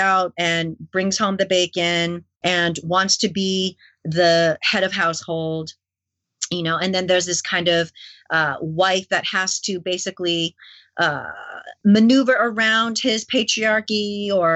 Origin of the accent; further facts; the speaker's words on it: Canada; also born or lived in New York City, United States; I grew up in Asian Canada